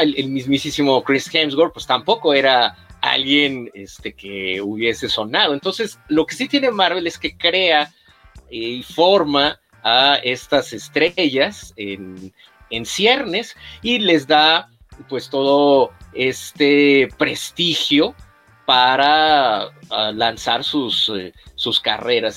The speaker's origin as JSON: {"language": "Spanish", "country": "Mexico", "said": "nosotros también como mexicanos"}